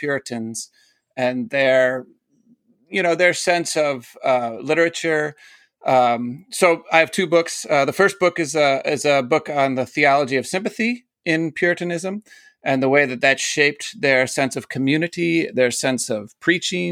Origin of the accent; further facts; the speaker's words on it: South Bend, Indiana, United States; moved away; I grew up in South Bend